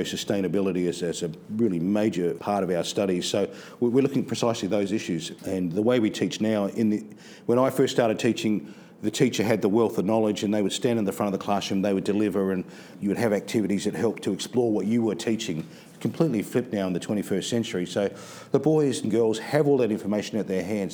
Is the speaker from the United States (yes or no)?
no; Adelaide, South Australia, Australia; moved away as an adult; also born or lived in Northern Territory; Adelaide, my hometown